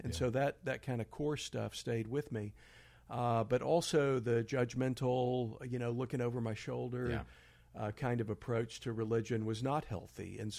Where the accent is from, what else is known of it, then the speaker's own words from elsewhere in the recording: Houston, Texas, United States; I grew up in Houston